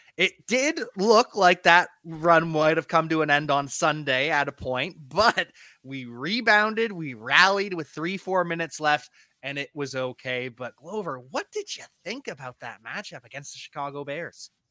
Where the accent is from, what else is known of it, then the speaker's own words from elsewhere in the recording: Canada; also born or lived in Ontario; I am Canadian. I live in Ontario